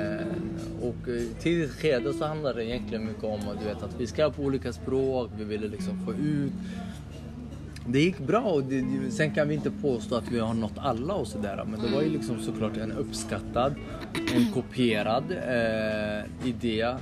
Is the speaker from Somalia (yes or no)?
yes; Somalia; now in Sweden; vi somalier